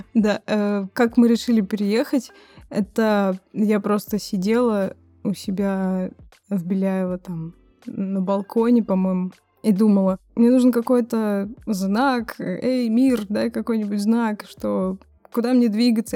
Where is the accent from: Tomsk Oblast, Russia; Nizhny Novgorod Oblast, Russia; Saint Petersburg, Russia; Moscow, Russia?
Nizhny Novgorod Oblast, Russia; Nizhny Novgorod; moved away as an adult; now in Brighton, United Kingdom; похож на мой родной город, я из Нижнего Новгорода